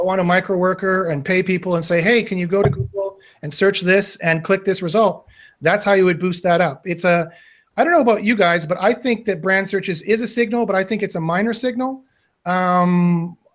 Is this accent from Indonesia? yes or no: no; Canada; I'm Canadian.